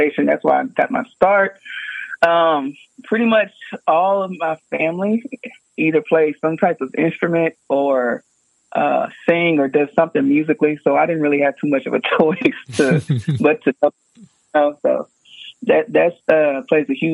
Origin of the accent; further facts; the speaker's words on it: Houston, Texas, United States; I'm from Houston, Texas.